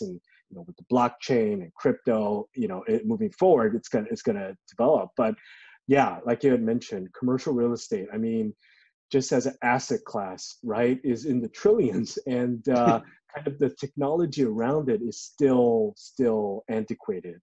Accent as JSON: {"language": "English", "town": "Los Angeles", "region": "California", "country": "United States", "tie": "born or raised there", "said": "I grew up in LA. Uh, I grew up in Koreatown"}